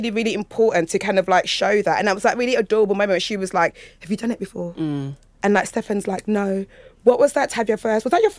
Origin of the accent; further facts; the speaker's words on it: London, United Kingdom; being from East London?